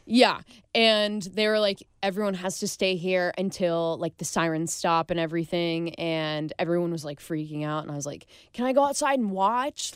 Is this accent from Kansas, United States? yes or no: yes; Overland Park, Kansas, United States; moved away; I grew up in Overland Park, which is kind of like a smaller portion of, like, Kansas City.